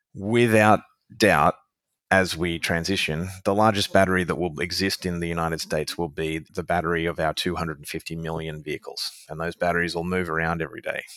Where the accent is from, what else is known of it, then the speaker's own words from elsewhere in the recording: Australia; being an Australian citizen